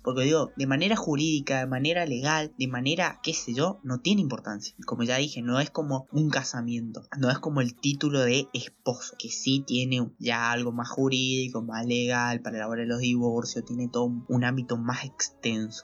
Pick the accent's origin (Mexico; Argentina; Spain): Argentina; soy de Argentina